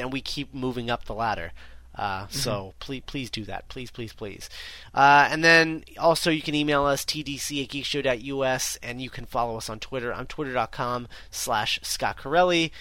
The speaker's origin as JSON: {"language": "English", "country": "United States", "said": "we're both American"}